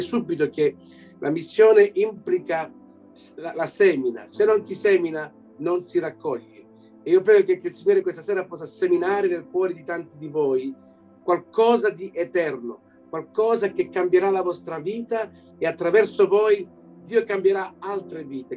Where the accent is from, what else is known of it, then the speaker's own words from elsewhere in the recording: Belgium; also born or lived in Canada; sono nato qui in Belgio da genitori italiani